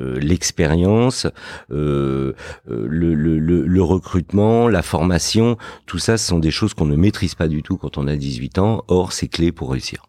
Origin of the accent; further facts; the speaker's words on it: Fontenay-sous-Bois, Île-de-France, France; also born or lived in Morocco; j'ai grandi euh, dans une banlieue dans le 94 qui s'appelle Fontenay-sous-Bois